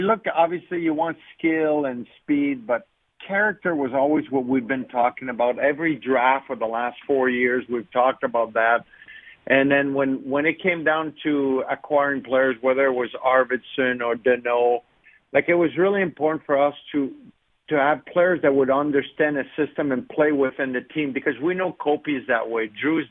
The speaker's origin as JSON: {"language": "English", "country": "Canada", "tie": "born or raised there", "said": "as a kid growing up in Canada"}